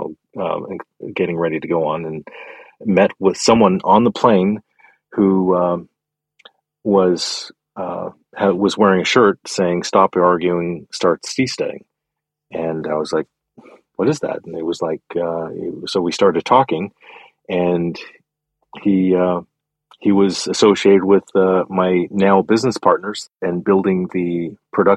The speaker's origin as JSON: {"language": "English", "country": "Canada", "tie": "born or raised there", "said": "I grew up in Canada"}